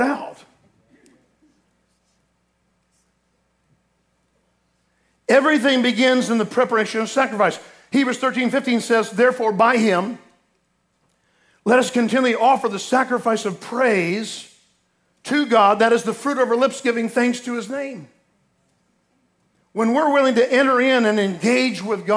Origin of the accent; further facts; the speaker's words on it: Florida, United States; I grew up in Florida